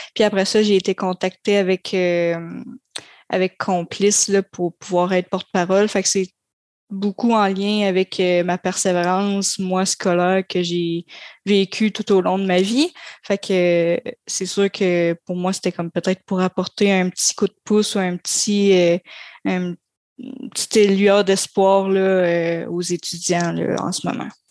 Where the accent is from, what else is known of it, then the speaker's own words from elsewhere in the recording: Grande-Vallée, Quebec, Canada; je suis originaire de Grande-Vallée